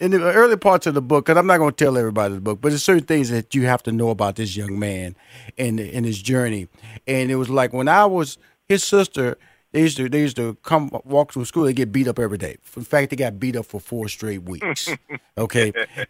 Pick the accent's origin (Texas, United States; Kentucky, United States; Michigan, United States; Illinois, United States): Texas, United States; Houston; because I come from the hood. I grew up in Fifth Ward, and just like your parents, they moved me to Northeast